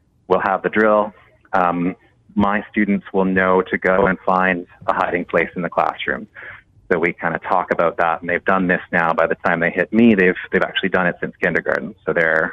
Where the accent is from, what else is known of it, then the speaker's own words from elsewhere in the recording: Canada; a Canadian teacher